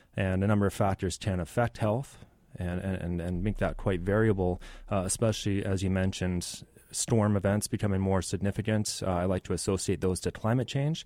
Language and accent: English; Richmond, British Columbia, Canada; I grew up in Richmond